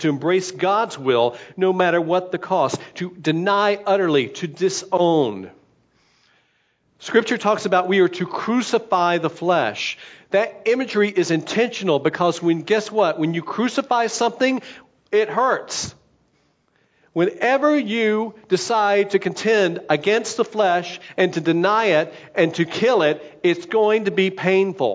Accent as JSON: {"language": "English", "country": "United States"}